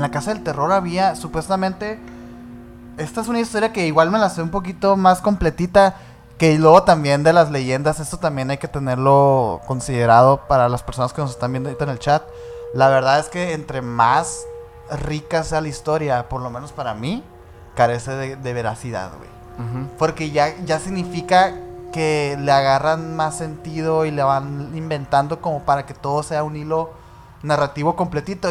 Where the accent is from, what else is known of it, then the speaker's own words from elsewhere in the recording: Hermosillo, Sonora, Mexico; Nosotros somos de Hermosillo, Sonora, del norte de México